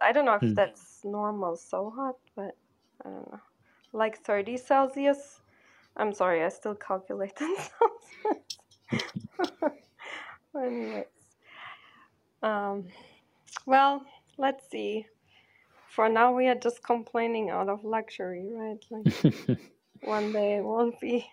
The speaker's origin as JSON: {"language": "English", "country": "Germany", "tie": "born or raised there", "also_born_or_lived": "Porto, Portugal", "moved": "as an adult", "lives_now": "New York, United States", "said": "I grew up in Porto and in Germany, like I'm from Portugal, but then I grew up in Germany most of the time"}